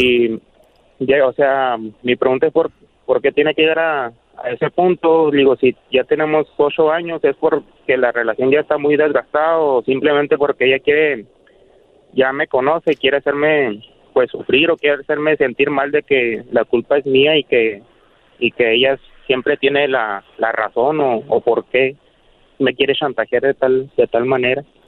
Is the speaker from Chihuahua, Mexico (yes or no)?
yes; Chihuahua, Mexico; estoy acá en Chihuahua, yo, somos de Chihuahua.